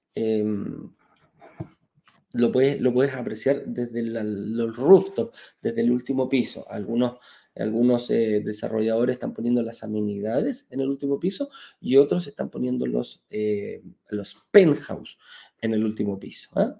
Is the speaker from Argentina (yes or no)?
no; Chile; en Chile, en mi país